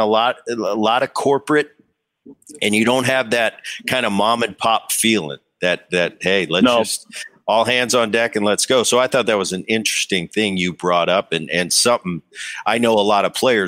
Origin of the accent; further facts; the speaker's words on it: Philadelphia, Pennsylvania, United States; I'm watching Dad growing up in Philly.